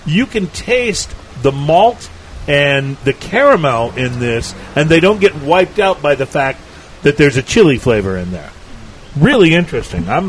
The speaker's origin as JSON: {"language": "English", "region": "Texas", "country": "United States", "tie": "born or raised there", "also_born_or_lived": "New England", "said": "I grew up in South Texas, and so I've been eating Tex-Mex food most of my life, and I love hot and spicy food."}